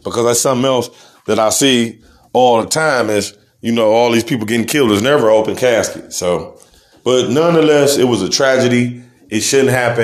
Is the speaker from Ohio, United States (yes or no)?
yes; Cleveland, Ohio, United States; I'm from Cleveland, Ohio